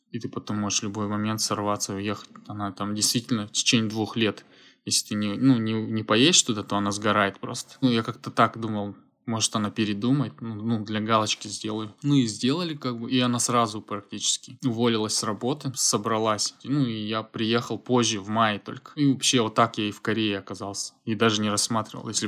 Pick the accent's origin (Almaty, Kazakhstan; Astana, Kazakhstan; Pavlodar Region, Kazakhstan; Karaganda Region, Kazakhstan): Almaty, Kazakhstan; moved away as an adult; now in Gyeongju, South Korea; Я переехал из Алматы, из Казахстана, Кёнджу, это юг Южной Кореи, в 2016 году.